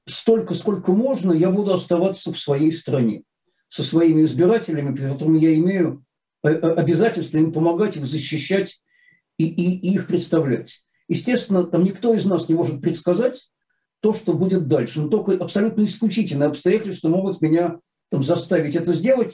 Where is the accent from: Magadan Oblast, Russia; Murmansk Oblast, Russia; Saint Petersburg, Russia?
Saint Petersburg, Russia; как истинный ленинградец